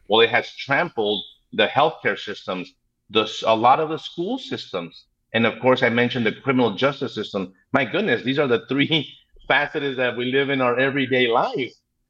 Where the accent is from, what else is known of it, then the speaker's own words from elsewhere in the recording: El Paso, Texas, United States; I'm born and raised in El Paso, Texas.